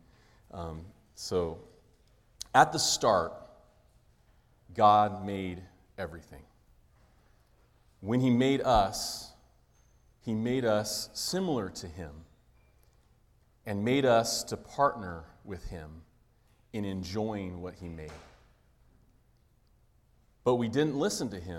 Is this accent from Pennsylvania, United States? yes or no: no; Pacific Grove, California, United States; So Wes and I grew up in Pacific Grove, California, near Monterey